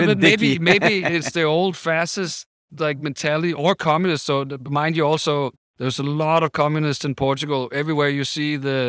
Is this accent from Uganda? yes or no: no; Copenhagen, Capital Region of Denmark, Denmark; I'm from Copenhagen, right?